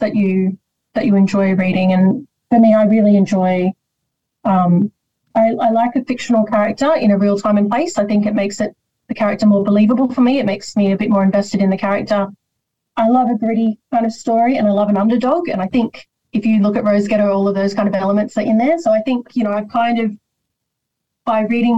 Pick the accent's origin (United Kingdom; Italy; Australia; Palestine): Australia; Sydney, New South Wales; also born or lived in Rosemeadow; I grew up all over Western Sydney, but Rosemeadow, I spent a period of time in the place, always stayed with me.